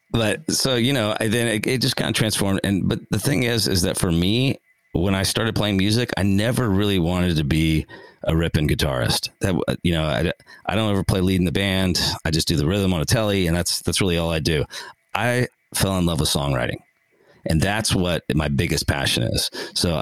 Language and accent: English; Houston, Texas, United States; I grew up in Houston, Texas.